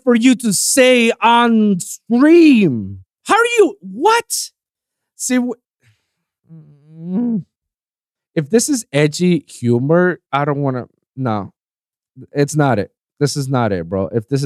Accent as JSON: {"language": "English", "country": "Puerto Rico", "said": "I'm from Puerto Rico"}